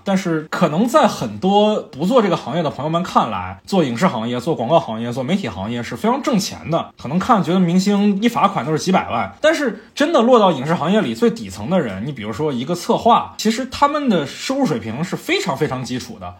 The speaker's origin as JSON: {"language": "Chinese", "region": "Fujian", "country": "China", "tie": "born or raised there", "moved": "yes", "lives_now": "Beijing, China", "said": "我的老家福建"}